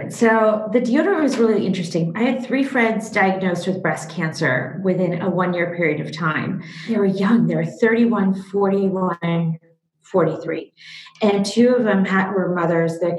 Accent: Seattle, Washington, United States; also born or lived in Kyiv, Ukraine; I was born in Kiev in the former Soviet Union in the Ukraine and moved over to America when I was about 6 years old with my parents. Grew up in Seattle

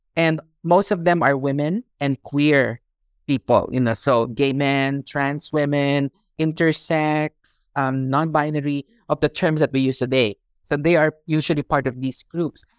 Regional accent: Philippines; moved away as an adult; now in Hong Kong; I was born in the Philippines. I also grew up in the Philippines

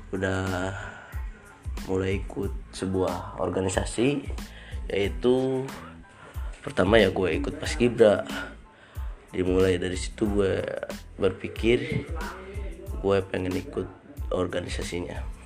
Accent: Ciamis, West Java, Indonesia; tempat lahir gue di Ciamis

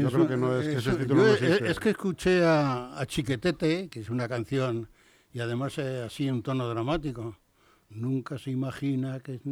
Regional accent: Saltillo, Coahuila, Mexico; vengo desde la ciudad de Saltillo, que es una de las ciudades allí. Dice, hombre, pertenece al estado de Coahuila.

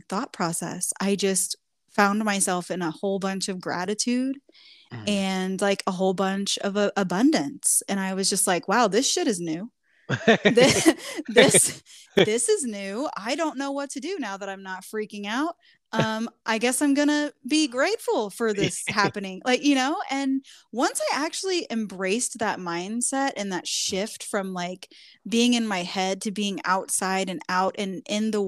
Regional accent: Midwest, United States; we're both from the Midwest. And I mean, you, different versions of the Midwest. You lived in the big city. I lived in the country, small town.

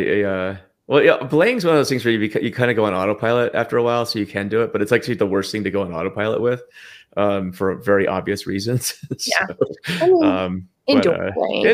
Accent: Lander, Wyoming, United States; I grew up in Wyoming. Like everything's far. I grew up in Lander.

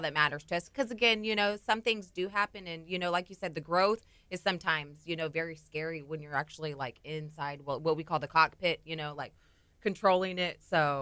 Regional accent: Corpus Christi, Texas, United States; moved away as an adult; I'm actually, um, formerly from Corpus Christi

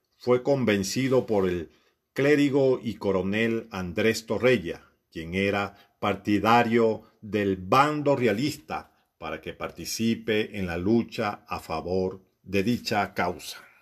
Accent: Siquisique, Lara, Venezuela; la tierra donde nací

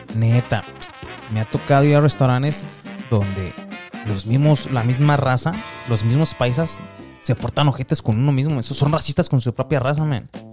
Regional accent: Michoacán, Mexico; yo soy de Michoacán

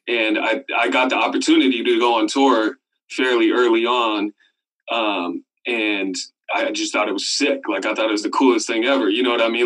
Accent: Sebastopol, California, United States; also born or lived in Oakland, California; I grew up there from like five to eighteen

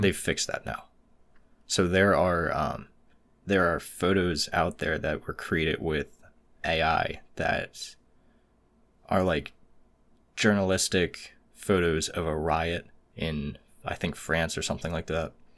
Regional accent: United States

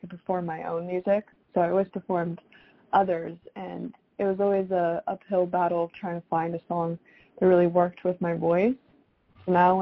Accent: South Florida, United States; also born or lived in Toronto, Canada / Michigan; So I'm originally from Toronto, Canada, but I grew up in South Florida

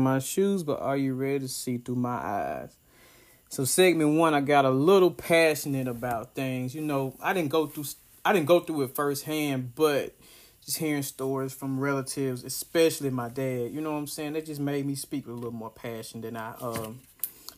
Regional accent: Ripley, Tennessee, United States; moved away; my hometown, Ripley, Tennessee.

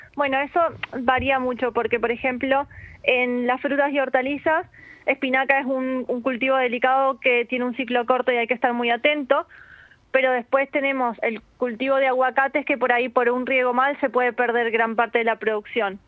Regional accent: Argentina; also born or lived in Málaga, Spain; now in Spain; yo soy de Argentina, pero somos malagueños

